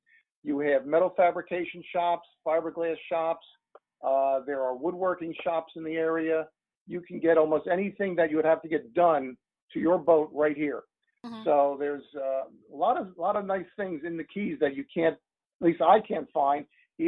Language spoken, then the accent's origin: English; New Jersey, United States; we're from New Jersey where there's a lot of boats